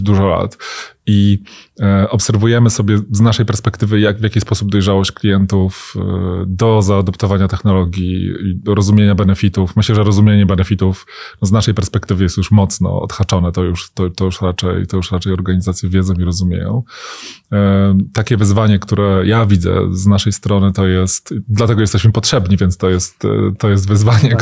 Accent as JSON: {"language": "Polish", "town": "Łódź", "region": "Łódź Voivodeship", "country": "Poland", "tie": "born or raised there", "said": "jako rodowity łodzianin"}